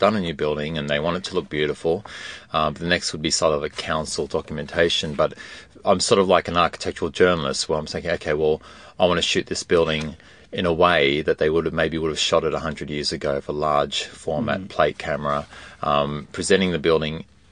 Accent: Australia; growing up in Australia

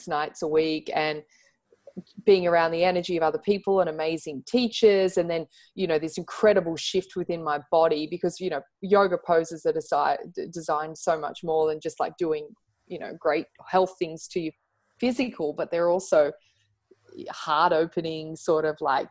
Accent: Central Coast, New South Wales, Australia; also born or lived in Surry Hills, Sydney; I used to go like one day a week at a local club where I grew up on the Central Coast

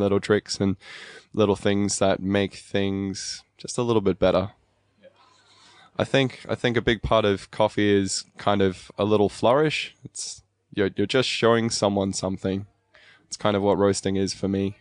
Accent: Albury, New South Wales, Australia; also born or lived in Cape Town, South Africa; I was born in South Africa in Cape Town. Um, I finished high school here, though, so in Aubrey, just over the border in New South Wales.

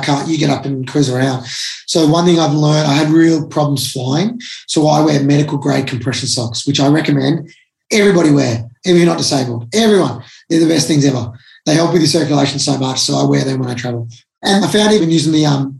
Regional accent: Melbourne, Victoria, Australia; I'm from Melbourne

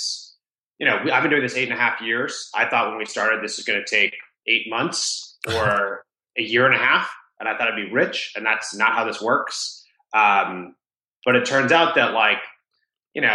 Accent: Rhode Island, United States; I grew up in Rhode Island, the smallest state in the US, the ocean state.

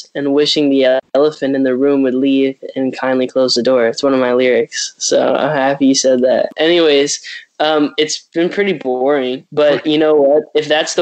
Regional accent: Arizona, United States; moved away; I grew up in Arizona

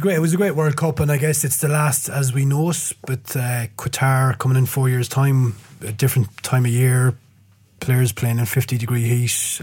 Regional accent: Ireland; as an Irishman

